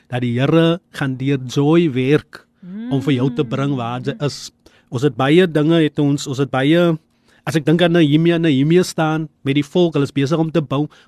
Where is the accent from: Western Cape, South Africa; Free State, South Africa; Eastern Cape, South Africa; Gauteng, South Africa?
Western Cape, South Africa; Eerste River; Maar ek is van Eesterivier en ek kom sommer krag nou in die studio.